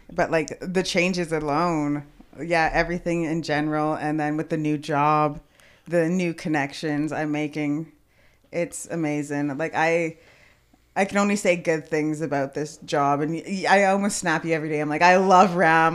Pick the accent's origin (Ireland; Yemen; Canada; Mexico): Canada; Edmonton, Alberta; born or raised there; also born or lived in Kelowna, British Columbia